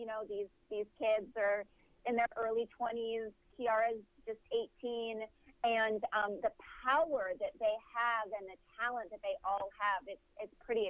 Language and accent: English; Stony Brook, New York, United States; moved away; I had a beautiful childhood growing up in Stony Brook. I love Long Island.